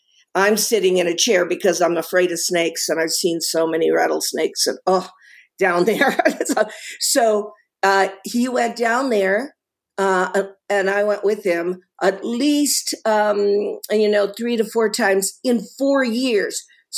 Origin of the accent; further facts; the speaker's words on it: Italy; born there; I have an American connection to Rome in that even though I was born in Italy, my father was a diplomat.